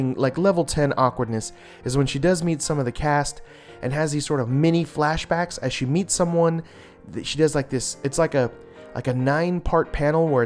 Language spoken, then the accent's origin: English; Los Angeles, California, United States; that's my hometown. It's where I was born and raised